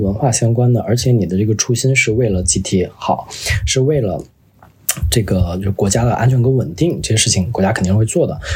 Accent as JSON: {"language": "Chinese", "region": "Northeast China", "country": "China", "tie": "born or raised there", "moved": "yes", "said": "我小时候是在东北长大嘛"}